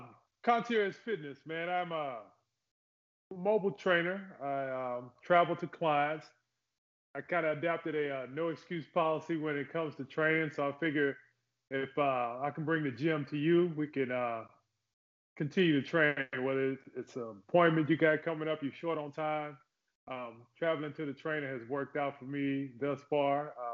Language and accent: English; Oklahoma, United States; also born or lived in Fort Polk, Louisiana / Texarkana; I'm a military brat, you could say that. I born in Fort Polk, Louisiana. I grew up in Oklahoma mainly, back and forth from Texarkana, if you ever heard of Texarkana.